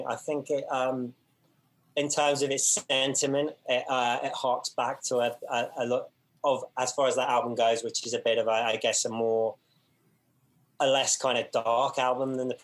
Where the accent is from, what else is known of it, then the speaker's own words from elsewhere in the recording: United Kingdom; I'm a British guy